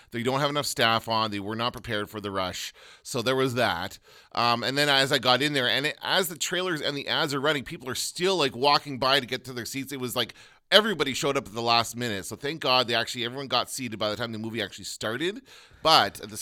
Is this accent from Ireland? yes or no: no; Canada; we're Canadian.